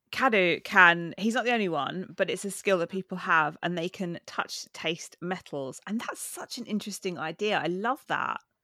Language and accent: English; United Kingdom; I am British